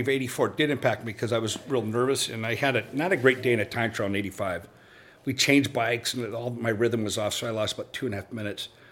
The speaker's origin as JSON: {"language": "English", "town": "Los Angeles", "region": "California", "country": "United States", "tie": "born or raised there", "also_born_or_lived": "Reno, Nevada / Lake Tahoe", "moved": "yes", "said": "I grew up in I grew up in Los Angeles, moved to Reno, Lake Tahoe area"}